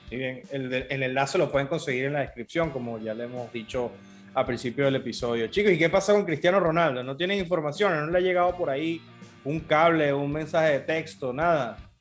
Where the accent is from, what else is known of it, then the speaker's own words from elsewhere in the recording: Venezuela; como venezolano